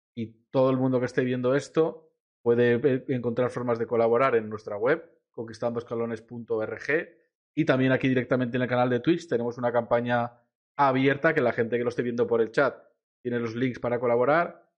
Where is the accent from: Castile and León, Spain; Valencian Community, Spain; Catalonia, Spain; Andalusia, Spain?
Valencian Community, Spain; Vila-real; soy como decía de Villarreal